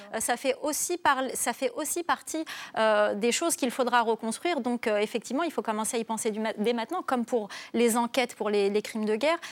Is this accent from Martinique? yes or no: no; Algeria; j'ai grandi en Algérie